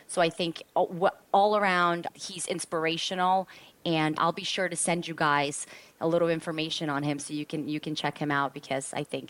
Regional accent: New York City, New York, United States; I grew up in Queens, New York

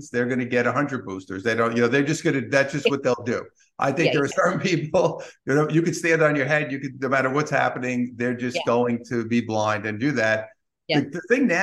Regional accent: New York City, New York, United States; being a New Yorker

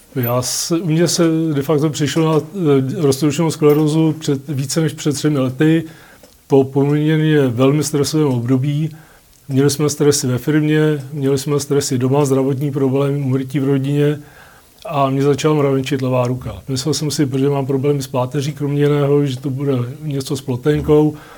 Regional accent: Litoměřice, Ústí nad Labem Region, Czechia; jsem z Litoměřic

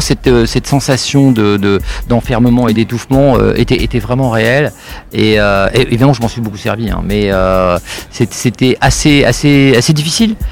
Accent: Sarcelles, Île-de-France, France; je, viens euh, d'une cité d'ailleurs enfin je viens de Sarcelles qui est pas non plus euh, l'endroit c'est la banlieue parisienne

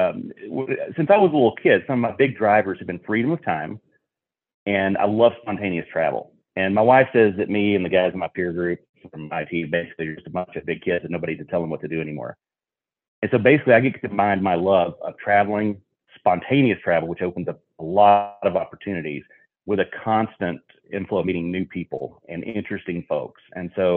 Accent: Fort Worth, Texas, United States; I'm Texan and American, originally from Fort Worth, Texas

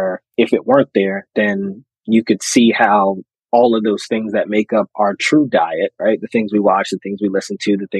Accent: Philadelphia, Pennsylvania, United States; I'm from the Philly area.

